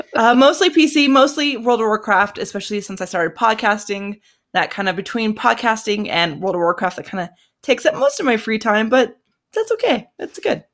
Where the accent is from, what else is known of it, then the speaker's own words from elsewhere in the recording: Colorado, United States; I am from Colorado, over in the States